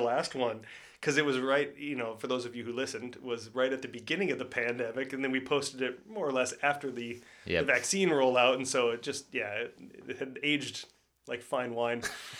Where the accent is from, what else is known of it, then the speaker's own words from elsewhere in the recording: Midwest, United States; when I was growing up in the Midwest